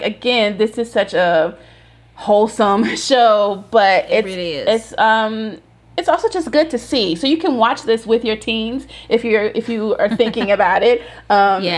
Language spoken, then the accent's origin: English; the South, United States; as a Southerner